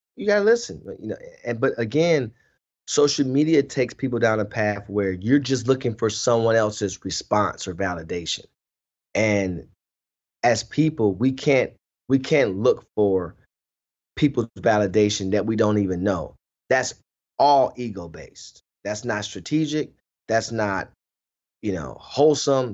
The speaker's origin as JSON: {"language": "English", "town": "Cleveland", "region": "Ohio", "country": "United States", "said": "I wasn't from Akron. I'm from Cleveland"}